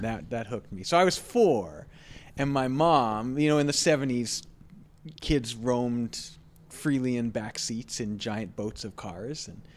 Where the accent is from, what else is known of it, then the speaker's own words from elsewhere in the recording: Dauphin, Manitoba, Canada; moved away as an adult; now in Winnipeg, Canada; growing up in Dauphin